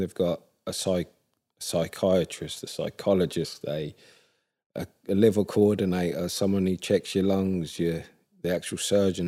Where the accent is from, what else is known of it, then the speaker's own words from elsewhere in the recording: Ipswich, East of England, United Kingdom; I was born and raised in Ipswich